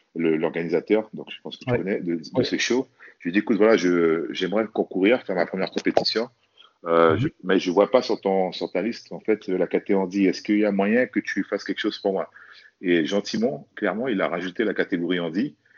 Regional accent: French Guiana; moved away; also born or lived in Metropolitan France; je suis originaire de la Guyane

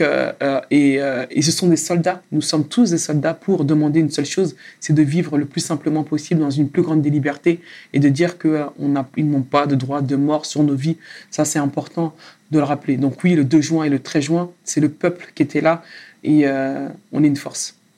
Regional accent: Sarcelles, Île-de-France, France; moved away; j'ai derrière moi 12 ans à Sarcelles. À Sarcelles, dans le quartier où tu as grandi, où j'ai appris énormément de choses, où j'ai grandi moi aussi

